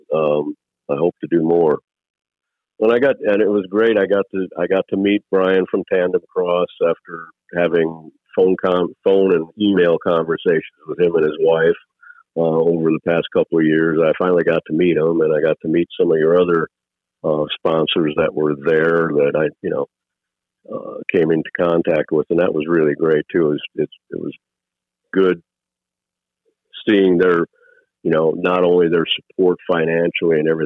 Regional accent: Wisconsin, United States; I grew up in Wisconsin

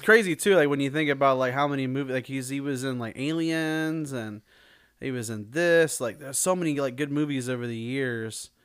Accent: Illinois, United States; when I was growing up, I grew up in Illinois

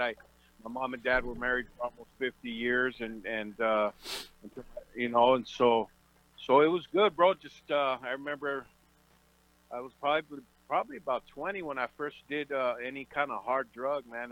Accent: Oxnard, California, United States; I was born and raised out in in Oxnard, California, which I call the the land of milk and honey.

